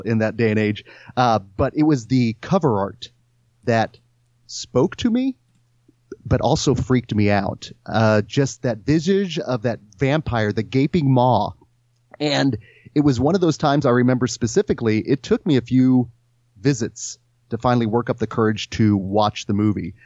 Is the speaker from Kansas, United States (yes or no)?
yes; Stanley, Kansas, United States; I grew up in Stanley, Kansas, which does not exist anymore